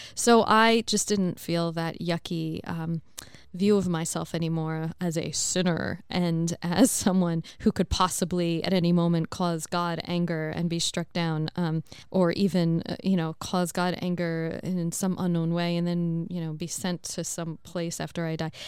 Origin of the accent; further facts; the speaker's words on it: United States; moved away; As an American